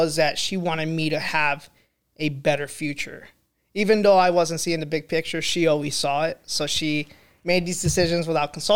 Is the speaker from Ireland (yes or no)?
no; Guatemala; now in United States; I am from originally and raised, born and raised in Guatemala, from Guatemala, Central America